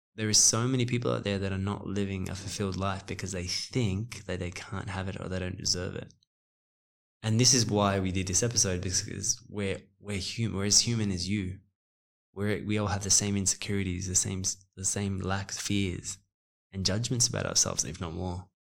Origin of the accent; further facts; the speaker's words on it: Australia; moved away; also born or lived in Los Angeles, United States / New York, United States; I'm Australian but South African